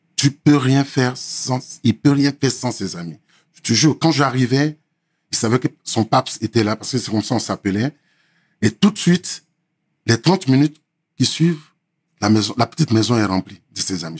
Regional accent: Côte d’Ivoire; moved away as an adult; also born or lived in Lakota, Côte d'Ivoire / Abidjan, Côte d'Ivoire; now in France; Je suis de la Côte d'Ivoire, 100%, 100 ivoirien

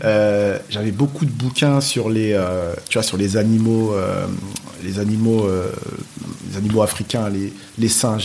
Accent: Nogent-sur-Oise, Hauts-de-France, France; j'ai grandi à Creil, dans l'Oise

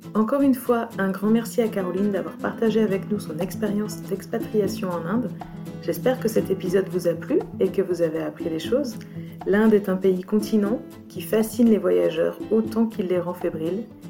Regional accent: France; en tant que bon français

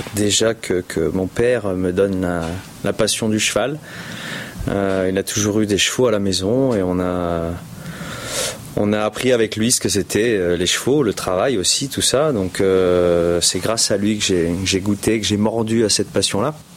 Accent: France; on est on est français. on est des petits français

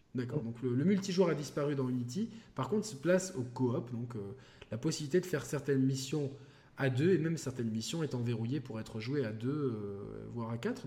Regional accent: France; en tant que Français

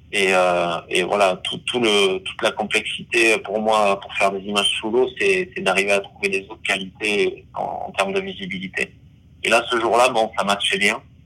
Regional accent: Basque Country, Nouvelle-Aquitaine, France; je suis né au Pays Basque donc proche de l'océan

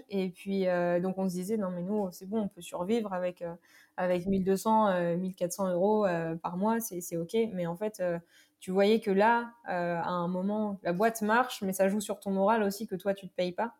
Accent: Normandy, France; now in Paris, France; Je suis originaire de Normandie

